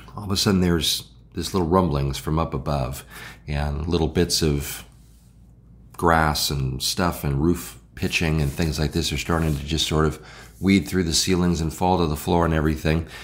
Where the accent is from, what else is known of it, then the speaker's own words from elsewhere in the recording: Illinois, United States; also born or lived in the South (US); now in Southern United States, United States; I'm from Illinois.